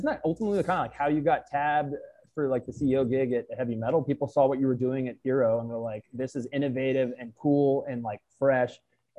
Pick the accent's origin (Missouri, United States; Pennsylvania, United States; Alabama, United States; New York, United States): New York, United States; New York City; I grew up in Manhattan